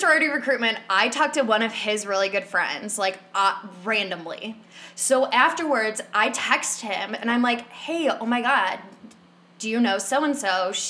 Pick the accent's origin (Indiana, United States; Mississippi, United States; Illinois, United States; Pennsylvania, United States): Illinois, United States; Chicago suburbs; we're both from Chicago suburbs.